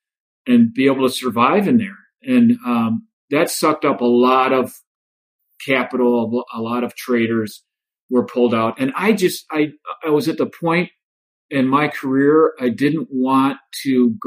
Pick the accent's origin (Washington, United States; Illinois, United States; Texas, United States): Illinois, United States; Joliet; moved away as an adult; growing up in Joliet